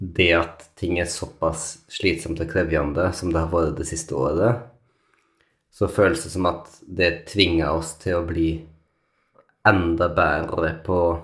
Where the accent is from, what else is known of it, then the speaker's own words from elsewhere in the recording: Norway; moved away; also born or lived in London; oss som nordmenn